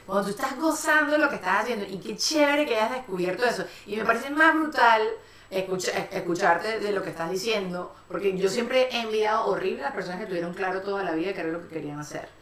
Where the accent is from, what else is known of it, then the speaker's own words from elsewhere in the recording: Venezuela; somos las tres venezolanas